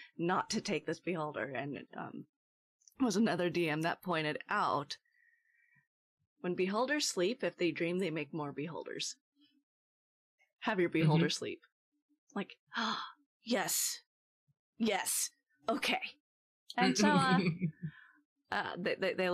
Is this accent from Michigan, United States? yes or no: no; Portland, Oregon, United States; I grew up in Portland and lived in Portland for years